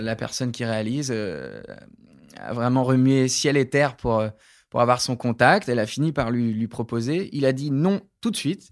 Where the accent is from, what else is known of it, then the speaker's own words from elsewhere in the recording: Creuse, Nouvelle-Aquitaine, France; J'ai grandi dans la Creuse